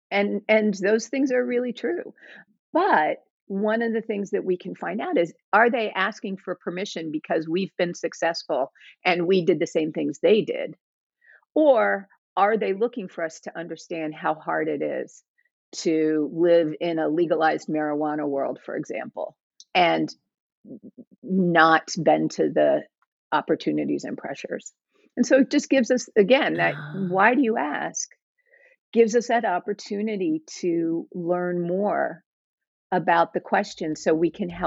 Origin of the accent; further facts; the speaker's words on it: the South, United States; And I grew up in the South for the most part. My dad was in the military, but most of our stations were in the South.